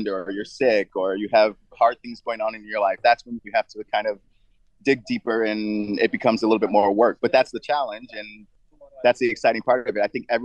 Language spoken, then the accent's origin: English; United States; as an American